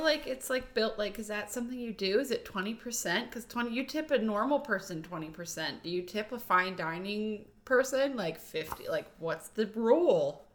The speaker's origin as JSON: {"language": "English", "town": "Volant", "region": "Pennsylvania", "country": "United States", "also_born_or_lived": "Pittsburgh, Pennsylvania", "moved": "as an adult", "lives_now": "Redding, United States", "said": "I'm from Volant, Pennsylvania"}